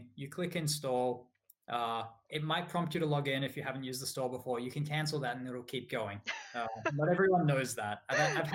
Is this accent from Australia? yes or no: yes; Australia; moved away as an adult; also born or lived in United States; now in Scotland, United Kingdom; I'm from Australia. So I grew up in Australia, moved to the US to work for Microsoft about 8